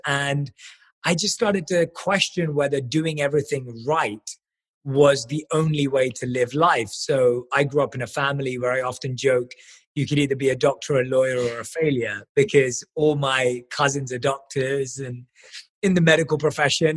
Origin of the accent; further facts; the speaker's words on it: London, United Kingdom; I was born and raised in London